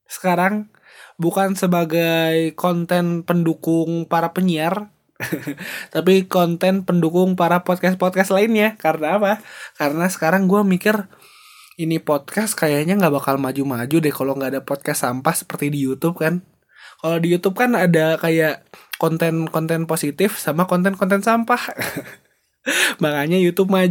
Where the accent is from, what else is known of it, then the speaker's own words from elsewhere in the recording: Bandung, West Java, Indonesia; born there; gue adalah orang Batak yang lahir di Medan, eh lahir di Bandung, tapi keluarganya keluarga orang Medan semua.